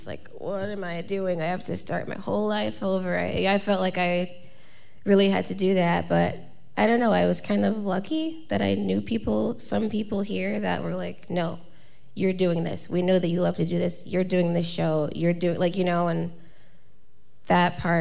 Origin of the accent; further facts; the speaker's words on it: Milwaukee, Wisconsin, United States; also born or lived in Madison / Chicago / Los Angeles; I grew up in Milwaukee